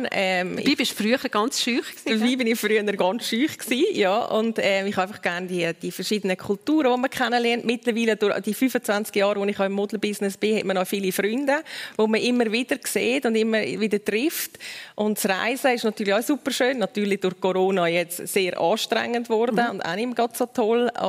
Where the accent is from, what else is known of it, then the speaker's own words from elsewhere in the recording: Uri, Switzerland; aber ich bin da im Kanton Uri aufgewachsen, man hat noch nicht so die, die, die Shows von der Heidi Klum und Germany's Next Topmodel.